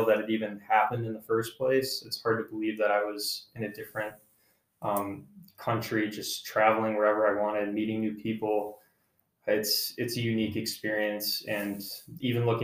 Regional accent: United States; as an American

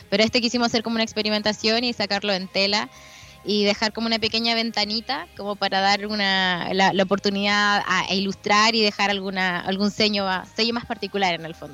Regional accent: Parral, Chihuahua, Mexico; había regresado a Parral, yo soy de Parral, que es un, un lugar bien, bueno, es de provincia, es un pueblo, eh, y el hecho de volver a ese espacio que en el que yo en algún momento habité como niña

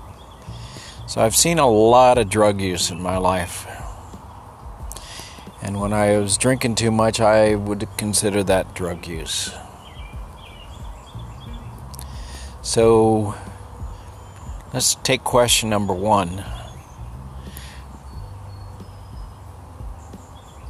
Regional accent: El Paso, Texas, United States; now in Maryland, United States; I grew up in El Paso

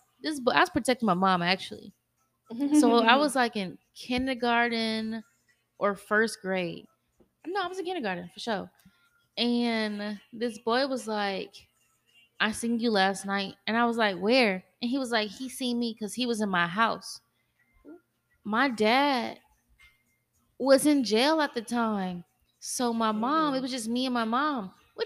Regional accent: Kennesaw, Georgia, United States; Not me though. Not me. I'm from Kennesaw.

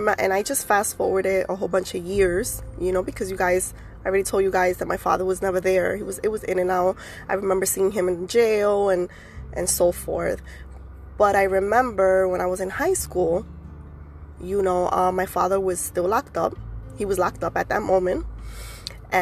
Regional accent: New York City, New York, United States; I was born and raised in the Bronx

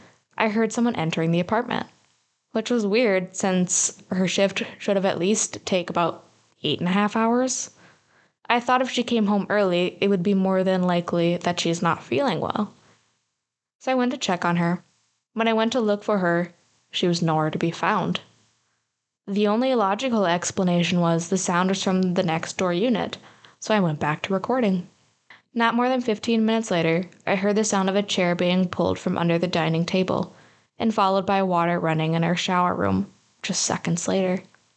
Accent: Malaysia; In my culture, I'm Malaysian, we have ghosts like the Pantacock.

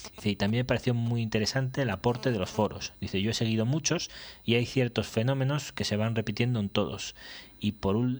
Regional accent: Aragon, Spain; moved away; also born or lived in Zaragoza / Teruel; soy sigo siendo aragonés. Bueno, nacido en el carnet pone Zaragoza, ah, aunque pasé mucho tiempo en Teruel, sí, pero también he vivido en Zaragoza pues 12 o 14 años

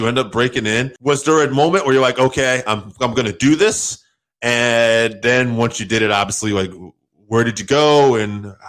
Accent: Connecticut, United States; I'm from Connecticut as well.

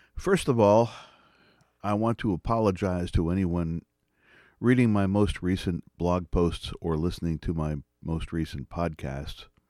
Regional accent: Pennsylvania, United States; my home state of Pennsylvania

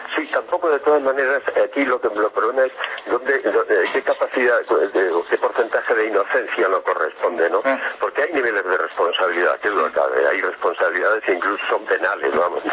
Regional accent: Spain; en España, vamos de cráneo

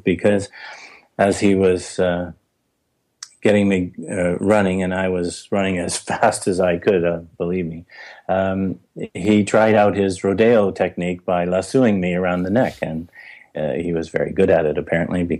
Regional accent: Vancouver, British Columbia, Canada; when I was growing up in Vancouver, outside the city in a very agricultural area

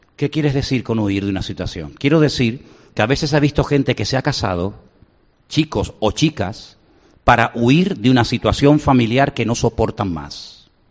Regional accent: Canary Islands, Spain; moved away; yo también soy muy lejos, de Canarias

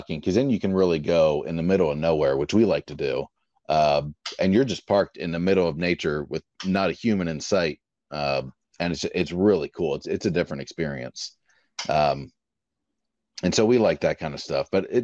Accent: St. Augustine, Florida, United States; we're from St. Augustine, so other coast

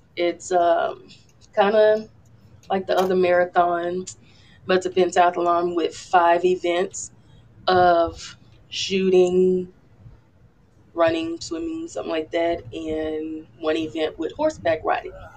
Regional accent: Louisiana, United States; I'm from Louisiana

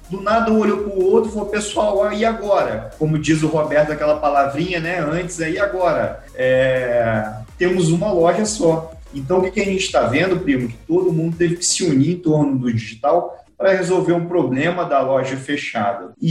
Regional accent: Espírito Santo, Brazil; e eu sou capixaba, né? Então meu sotaque, tá? às vezes ele é mineiro

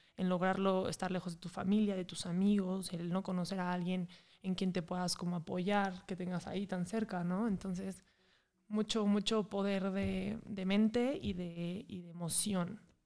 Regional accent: Mexico City, Mexico; moved away as an adult; also born or lived in San Sebastián; now in Puebla, Mexico; Yo soy de la Ciudad de México, pero me vine a vivir a Puebla y ya llevo aquí como unos casi 7 años

